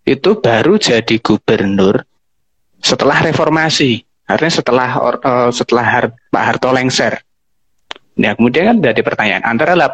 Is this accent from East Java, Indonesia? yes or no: yes; East Java, Indonesia; now in Yogyakarta, Indonesia; Karena aku dari Jawa Timur terus ke Jogja terus ya pelan-pelan kemudian aku menyadari bahwa ya ada sesuatu yang berbeda di sini gitu.